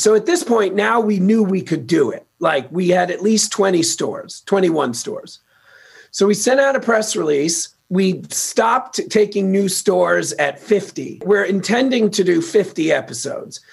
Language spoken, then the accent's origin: English; New York City, New York, United States; moved away as an adult; now in Los Angeles, United States; I'm from Queens, New York. Uh, I got out to LA 22 years ago.